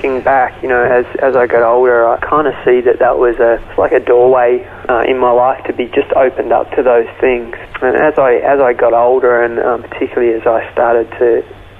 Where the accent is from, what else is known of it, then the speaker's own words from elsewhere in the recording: Melbourne, Victoria, Australia; I grew up in Melbourne, Australia